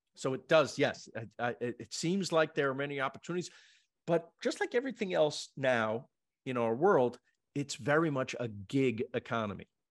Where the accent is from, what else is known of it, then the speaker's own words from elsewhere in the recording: East Coast, United States; moved away as an adult; now in Los Angeles, United States; I'm from the East Coast